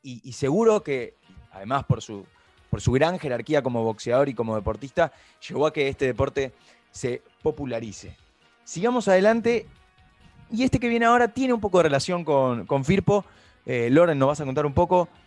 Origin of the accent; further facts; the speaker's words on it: Argentina; como argentinos